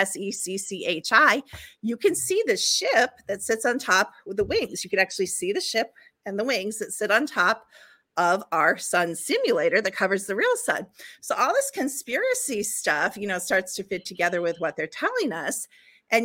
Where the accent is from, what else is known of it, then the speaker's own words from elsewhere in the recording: Chicago, Illinois, United States; when I was growing up in Chicago